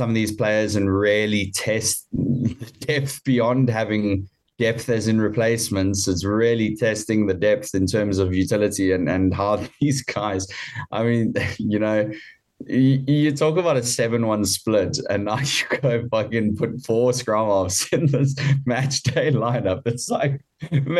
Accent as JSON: {"language": "English", "country": "South Africa", "said": "As a South African"}